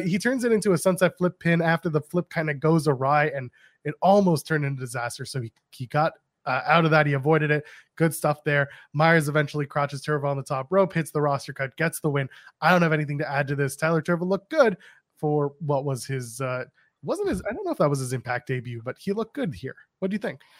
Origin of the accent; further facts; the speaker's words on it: Canada; I'm a Canadian